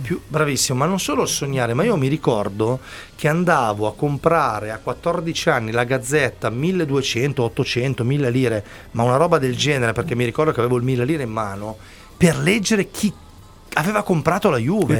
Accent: Milan, Lombardy, Italy; da buon milanese

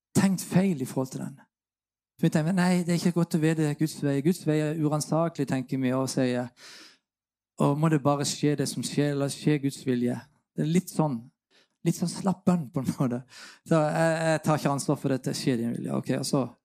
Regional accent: Sørlandet, Norway; Jeg kommer som sørlending

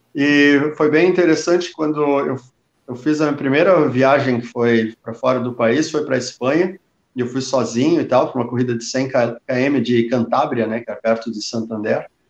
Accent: Brazil; a gente é brasileiro, né? A gente é só brasileiro

